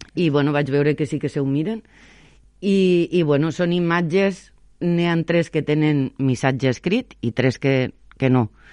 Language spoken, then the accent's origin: Catalan; Sant Jaume d'Enveja, Catalonia, Spain; moved away; also born or lived in Valencia / Sant Feliu de Guíxols / Barcelona / Tarragona; em preguntaven que, que d'on era. Claro, jo, Sant Jaume d'Enveja